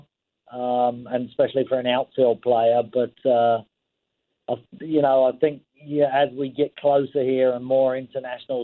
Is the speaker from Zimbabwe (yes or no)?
no; England, United Kingdom; now in Canada; I grew up in England.